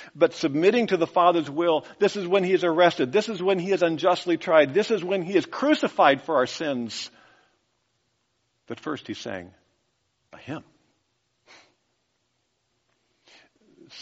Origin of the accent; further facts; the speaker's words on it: United States; As an American